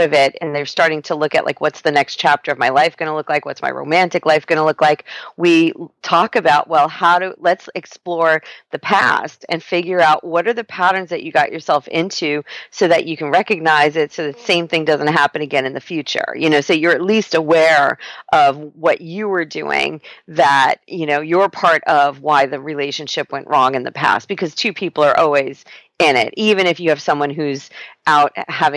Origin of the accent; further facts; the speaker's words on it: New York, United States; now in San Diego, United States; I'm a New Yorker